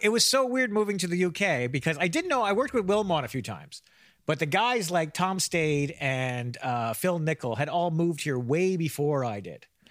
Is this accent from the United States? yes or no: no; Canada; moved away as an adult; also born or lived in London; I'm not Irish. I'm Canadian